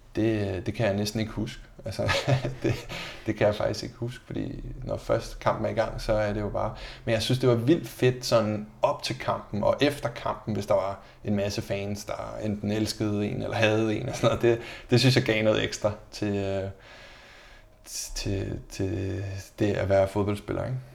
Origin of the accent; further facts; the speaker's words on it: Denmark; moved away as an adult; also born or lived in Braunschweig, Germany / Mainz, Germany / Fürth, Germany / Enschede, Netherlands; som dansker